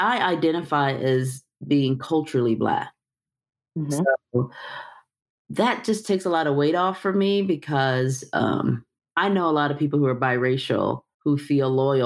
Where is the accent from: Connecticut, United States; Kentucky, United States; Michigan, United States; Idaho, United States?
Michigan, United States; Detroit; I'm from Detroit, the fact that I was raised by these types of matriarchal women, the fact that I was raised in church.